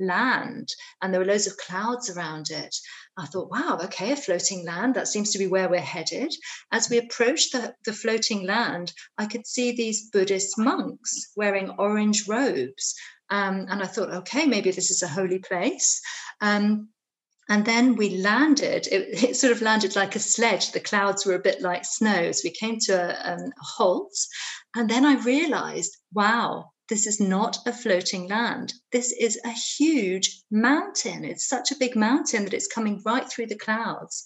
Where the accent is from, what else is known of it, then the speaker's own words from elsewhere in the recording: Dartmoor, South West England, United Kingdom; I grew up on Dartmoor in England